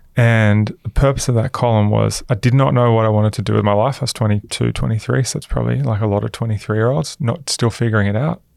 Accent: Queensland, Australia; also born or lived in Newcastle, New South Wales; I grew up in Queensland. Mass, I was born in Newcastle.

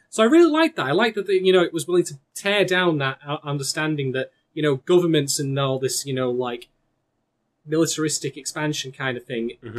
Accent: England, United Kingdom; I'm actually English

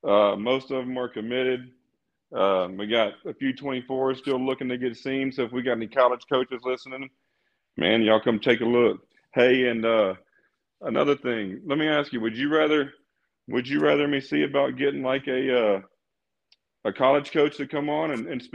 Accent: South Mississippi, United States; I grew up in South Mississippi

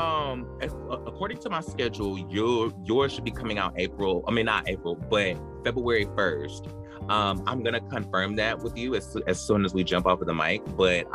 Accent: North Carolina, United States; now in Abbeville, United States; I'm from North Carolina originally, but I live here now.

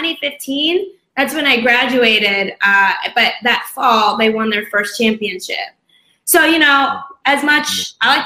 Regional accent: Rockland County, New York, United States; also born or lived in Brooklyn, New York / New Haven, Connecticut; I was born in Brooklyn, and then we moved out a few years into Rockland County up north

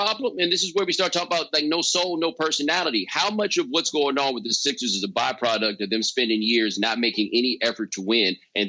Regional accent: Houston, Texas, United States; I'm from Houston.

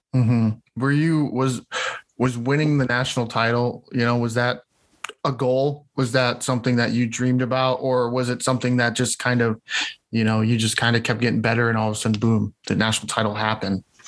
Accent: near Cedar Rapids, Iowa, United States; near my hometown, so up in Cedar Rapids

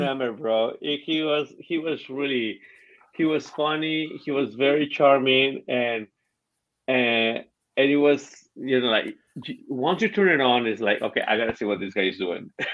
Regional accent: Mexico; English is a second language; moved away; I'm the equivalent of the uh, Mexican hillbilly.

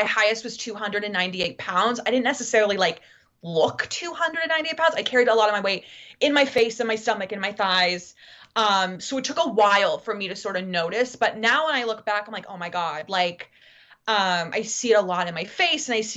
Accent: Massachusetts, United States; moved away; I was from Massachusetts

